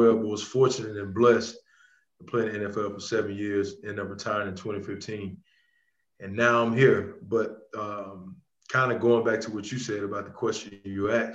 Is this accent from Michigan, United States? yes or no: no; Rayville, Louisiana, United States; from Rayville, Louisiana, a little small town about 20 minutes from Monroe, Louisiana